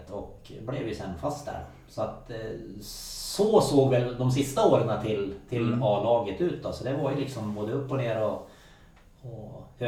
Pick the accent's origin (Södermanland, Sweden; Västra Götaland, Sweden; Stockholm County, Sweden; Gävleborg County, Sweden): Gävleborg County, Sweden; Gävle; also born or lived in Norway